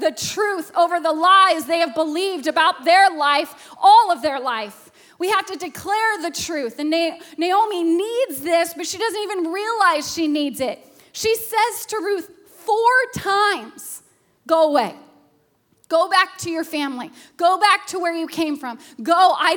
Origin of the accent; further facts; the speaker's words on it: Alaska, United States; a child who was abused growing up in Alaska